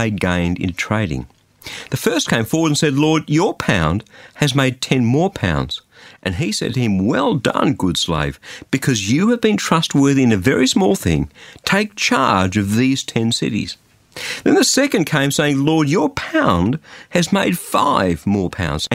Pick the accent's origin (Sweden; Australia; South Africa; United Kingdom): Australia; that's why I'm an Australian